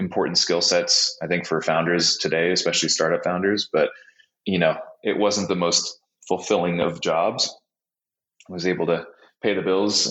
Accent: Laguna Beach, California, United States; moved away as an adult; also born or lived in Boston / New York / Chicago / Los Angeles; now in Bozeman, United States; I was born in Laguna Beach and grew up right outside of it

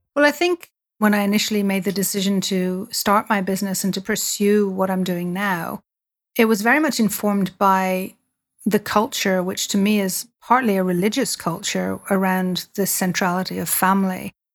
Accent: Dublin, Leinster, Ireland; I grew up in Dublin

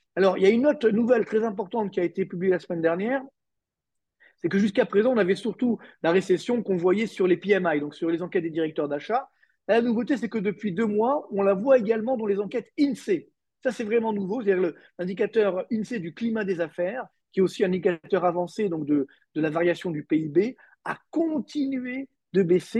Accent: France; chez nous en France

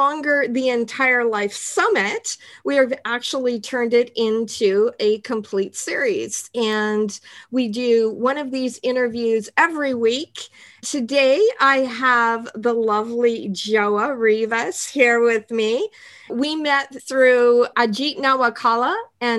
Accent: Canada; moved away as an adult; also born or lived in New Zealand; I'm Canadian

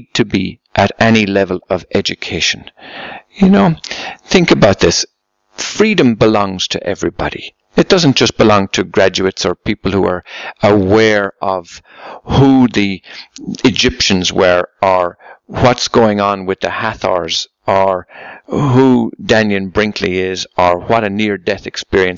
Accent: Ireland; I come from Ireland

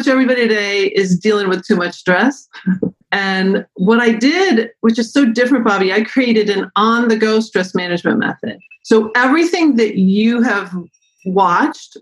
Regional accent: Concord, New Hampshire, United States; moved away as an adult; also born or lived in Battle Creek, Michigan; now in Michigan, United States; I'm from Concord, New Hampshire originally. Grew up in the mountains of New Hampshire

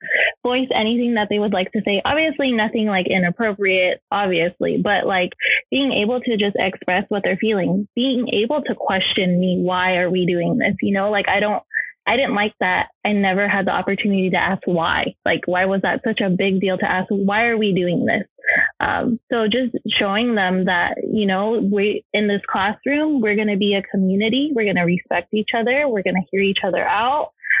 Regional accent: Philippines; As a Filipino, the typical stereotypical thing, they wanted me to be a nurse. So my grandma was a nurse and my mom was a nurse

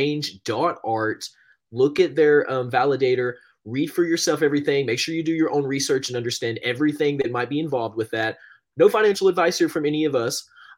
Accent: Knoxville, Tennessee, United States; because I grew up in Knoxville, so I knew about the Tennessee Volunteers

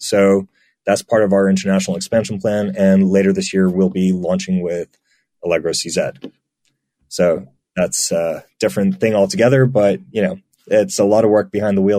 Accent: United Kingdom; now in Poland; So I've lived a very mixed life, as you can tell from my accent. I don't sound British, although I am.

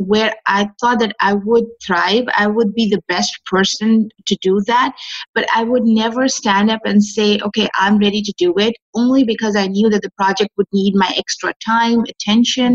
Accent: Pakistan; I am from Pakistan

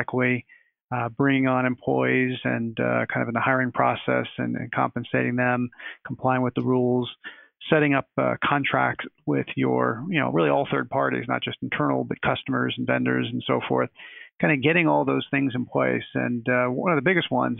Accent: Pittsburgh, Pennsylvania, United States; went back home to my hometown of Pittsburgh

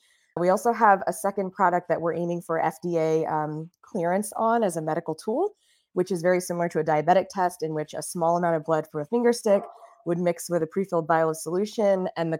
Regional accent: Miami, Florida, United States; So I grew up down south in Miami, Florida, in the United States.

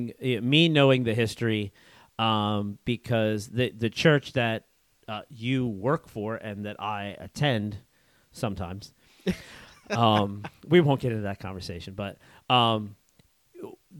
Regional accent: Central Pennsylvania, United States; I was born and raised here in Central PA

